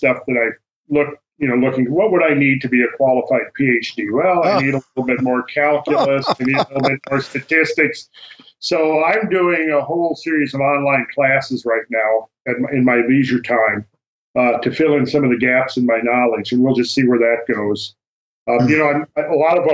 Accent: near Minneapolis, Minnesota, United States; moved away; I'm from Minnesota. I grew up in Minnesota

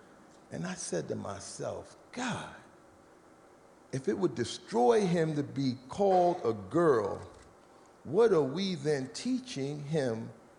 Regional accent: New York City, New York, United States; So I grew up in New York City, between Harlem and the Bronx.

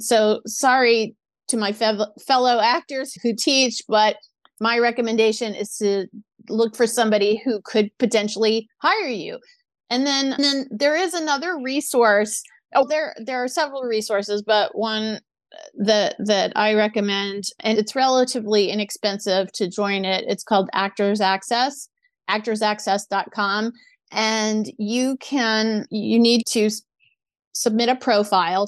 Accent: New Orleans, Louisiana, United States; moved away as an adult; also born or lived in San Diego / Orange County; now in Los Angeles, United States; my parents did take me to a lot of children's theater in New Orleans

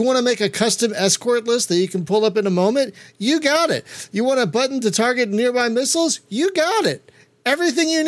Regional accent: United States; as an American

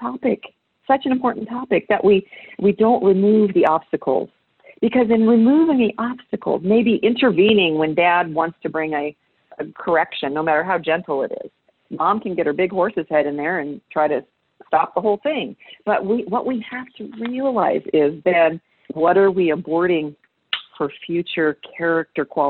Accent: United States; I'm an American

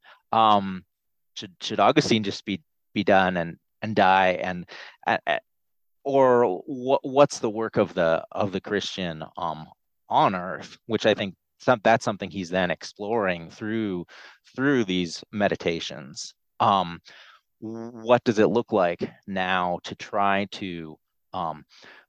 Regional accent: Canada; moved away; there's the part of my childhood where I was growing up in Canada

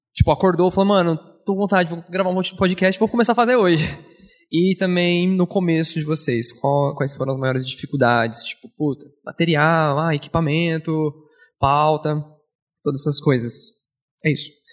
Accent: Rio de Janeiro, Brazil; Eu, eu venho do Rio de Janeiro

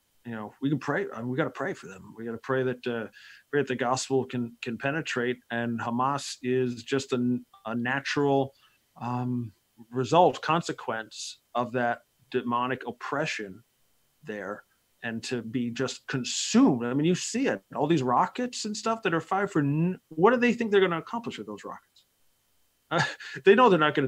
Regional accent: Bergen County, New Jersey, United States; moved away; I grew up there in Bergen County in the north part of the state there by New York. And so I'm, you know, it's been a while, but that's my hometown

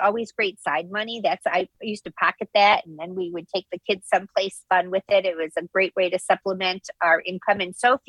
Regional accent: Midwest, United States; now in New Jersey, United States; I'm a New Jersey resident, born and raised in the Midwest, but transplanted here to the East Coast.

